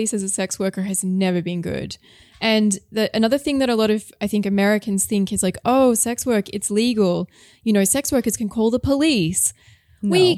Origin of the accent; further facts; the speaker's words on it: Australia; now in Berlin, Germany; I'm not from the European Union. I'm Australian